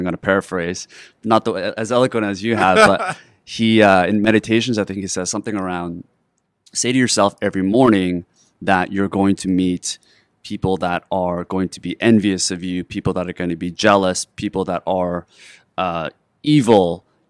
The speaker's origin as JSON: {"language": "English", "country": "South Korea", "tie": "born or raised there", "said": "particularly growing up in Korea"}